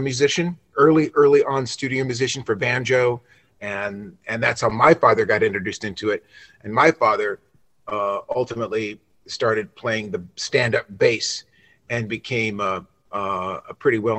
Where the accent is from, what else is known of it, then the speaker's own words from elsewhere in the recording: Los Angeles, California, United States; also born or lived in Nashville; I'm from Los Angeles originally